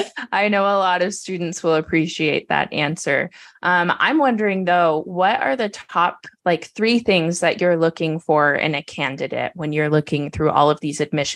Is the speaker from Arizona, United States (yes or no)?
yes; Arizona, United States; Born and raised in Arizona